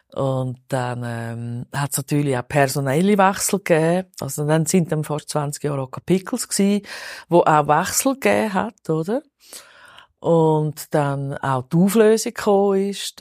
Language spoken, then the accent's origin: German; Zurich, Switzerland; Ich bin totales Stadtkind, im Niederdorf aufgewachsen, Kreis 5 seit eh und je.